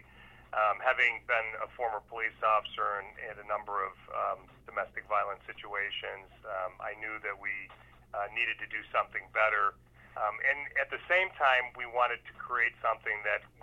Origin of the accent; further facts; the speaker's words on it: North Tonawanda, New York, United States; also born or lived in Niagara Falls, New York / Rochester, New York; I'm from North Tonawanda, New York. I was born in Niagara Falls, but actually raised in North Tonawanda for my early life. Moved to Rochester in 1988